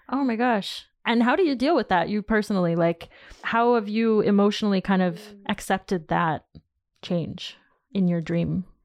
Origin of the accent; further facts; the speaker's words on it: United States; moved away as an adult; now in France; being Latina and being from the States